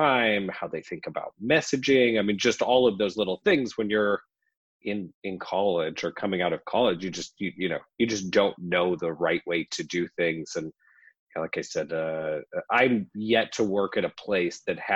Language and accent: English; Lincoln, Nebraska, United States; moved away as an adult; now in Nashville, United States; I'm originally from Lincoln, Nebraska, live in Nashville now, but spent, you know, we've only been in Nashville for a few years. So that's where I grew up